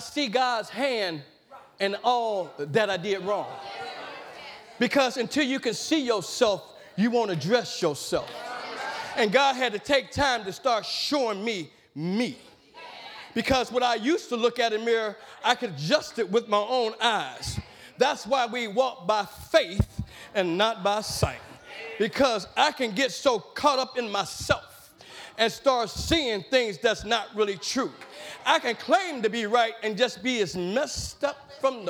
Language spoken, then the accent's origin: English; Madisonville, United States; growing up in East End